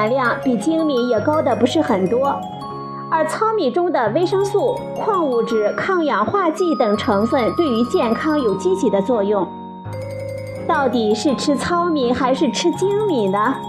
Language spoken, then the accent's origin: Chinese; China; 对于我们中国人来说，无法不吃米饭